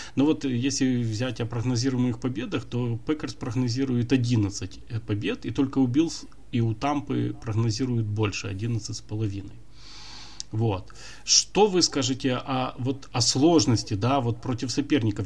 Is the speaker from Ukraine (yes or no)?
yes; Ukraine; мы из Украины